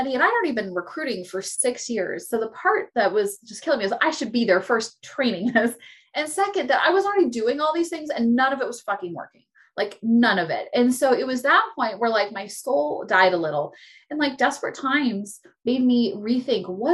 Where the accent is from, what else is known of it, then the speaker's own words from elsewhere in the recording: California, United States; I was born in California.